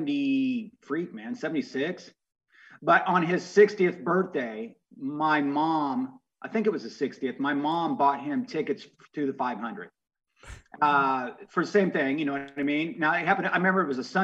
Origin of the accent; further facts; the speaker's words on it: Indiana, United States; now in Florida, United States; I'm from Indiana